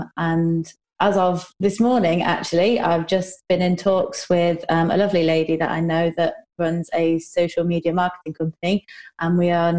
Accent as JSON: {"language": "English", "town": "Newark", "region": "New Jersey", "country": "United States", "said": "So I am from Newark. I currently live in Newark mm-hmm. with my husband and two kids and an array of pets."}